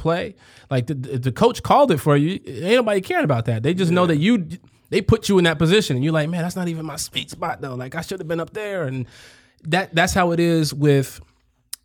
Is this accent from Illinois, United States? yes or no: yes; Chicago, Illinois, United States; I grew up in Chicago